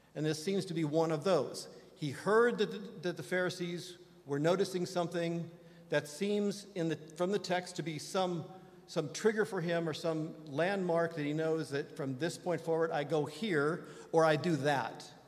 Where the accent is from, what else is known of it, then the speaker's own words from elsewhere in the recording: Indiana, United States; moved away; my beloved home state of Indiana